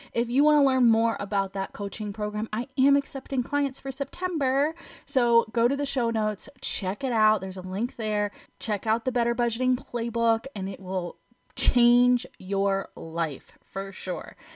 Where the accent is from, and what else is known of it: United States